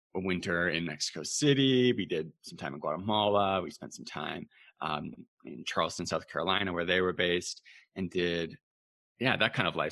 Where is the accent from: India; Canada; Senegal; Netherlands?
Canada; Being Canadian